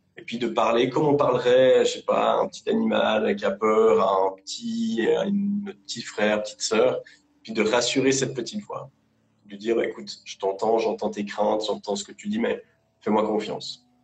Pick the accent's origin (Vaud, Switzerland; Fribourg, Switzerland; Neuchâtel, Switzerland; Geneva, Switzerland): Vaud, Switzerland; Lausanne; je, bosse en Suisse, à Lausanne. Je suis suisse d'origine, j'ai toujours vécu euh, ici.